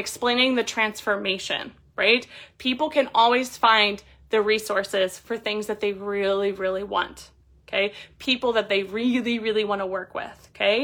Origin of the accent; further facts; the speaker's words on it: Columbus, Ohio, United States; I'm a woman from Columbus, Ohio